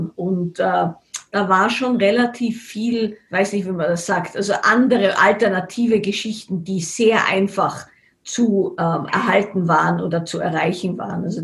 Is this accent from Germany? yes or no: no; Salzburg, Austria; ich bin in Salzburg aufgewachsen